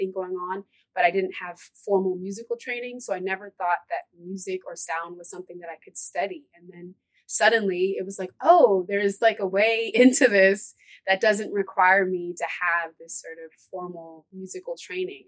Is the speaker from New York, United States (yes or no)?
yes; Ithaca, New York, United States; I was raised in Ithaca